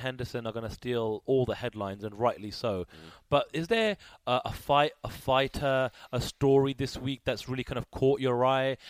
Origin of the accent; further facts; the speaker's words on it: United Kingdom; I'm British